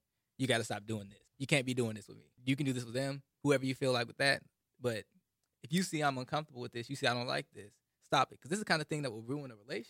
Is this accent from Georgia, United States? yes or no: yes; Atlanta, Georgia, United States; I grew up in Atlanta.